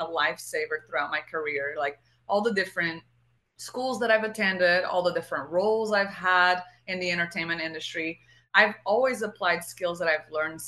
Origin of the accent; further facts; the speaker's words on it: Portugal; first language Portuguese; English is a second language; moved away; like my whole childhood, I lived in Portugal and we spoke Portuguese.